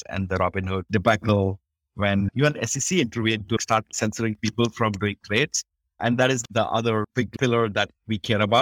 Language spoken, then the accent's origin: English; India; I grew up in India